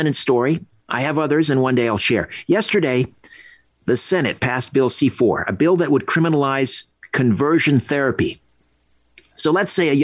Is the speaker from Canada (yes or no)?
yes; Brantford, Ontario, Canada; He lived around the corner from my house where I grew up in Brantford